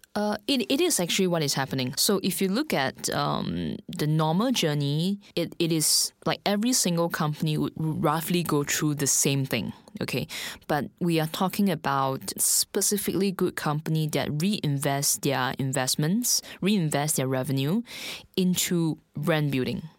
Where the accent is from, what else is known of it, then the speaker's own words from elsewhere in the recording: Singapore; moved away as an adult; now in Shanghai, China; I'm actually from Singapore.